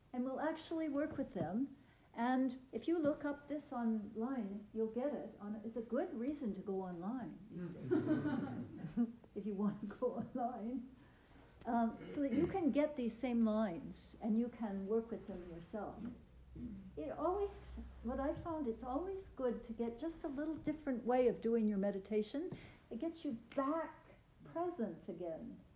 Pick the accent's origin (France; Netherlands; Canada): Canada; Vancouver, British Columbia; moved away as an adult; also born or lived in Toronto; And I'm from Vancouver